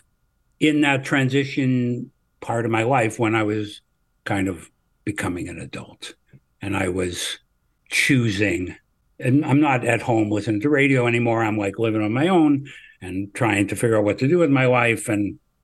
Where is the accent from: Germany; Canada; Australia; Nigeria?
Canada; I'm a Canadian